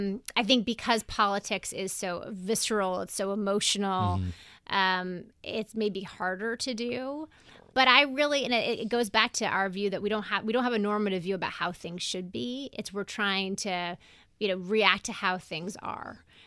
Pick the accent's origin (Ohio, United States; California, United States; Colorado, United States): Colorado, United States; Denver; moved away; I'm from Denver.